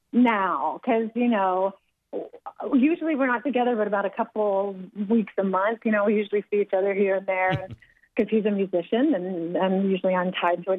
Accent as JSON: {"language": "English", "town": "Asheville", "region": "North Carolina", "country": "United States", "tie": "born or raised there", "moved": "yes", "said": "my hometown in Asheville"}